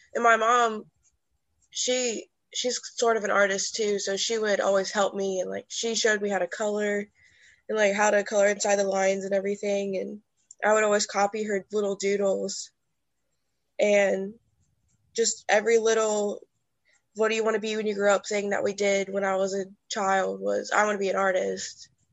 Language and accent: English; Erlanger, Kentucky, United States; moved away as an adult; now in Louisville, United States; I'm originally from Erlanger, Kentucky, which is right under Cincinnati. But right now, I'm living in Louisville, Kentucky